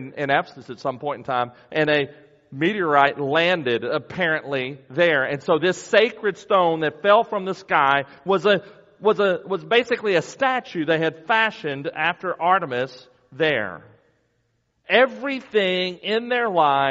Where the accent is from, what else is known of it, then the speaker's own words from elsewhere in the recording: United States; as American Christians